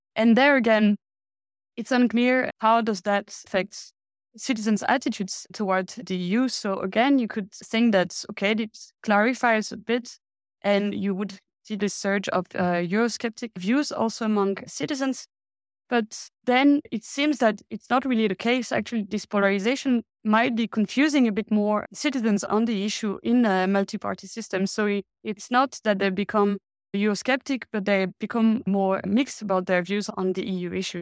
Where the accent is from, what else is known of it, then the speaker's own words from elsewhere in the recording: France; now in Denmark; I come from France